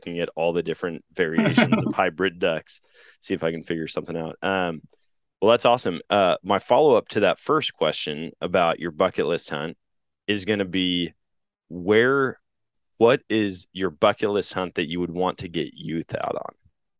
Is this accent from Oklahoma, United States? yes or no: no; Wisconsin, United States; now in Missouri, United States; Like, growing up in Wisconsin, here in Missouri, it's illegal to shoot them in both places.